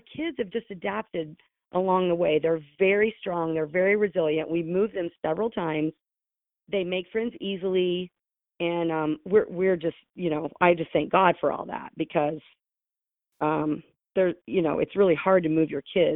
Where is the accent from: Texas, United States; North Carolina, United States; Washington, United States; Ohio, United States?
Ohio, United States; south of Columbus; moved away as an adult; also born or lived in Gainesville, Florida; I grew up here. I was born in Ohio, born south of Columbus